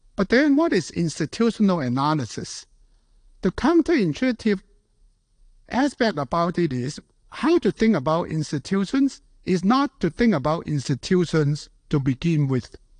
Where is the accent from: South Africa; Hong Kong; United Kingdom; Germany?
Hong Kong; moved away; also born or lived in United States; being born and raised in Hong Kong